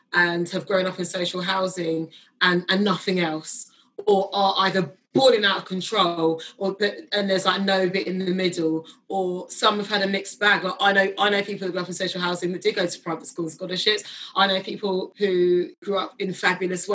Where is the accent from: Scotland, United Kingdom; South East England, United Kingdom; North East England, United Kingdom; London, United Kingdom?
London, United Kingdom; Kingston upon Thames; my parents like kind of darted around South London before they actually settled like a little bit further out in Kingston.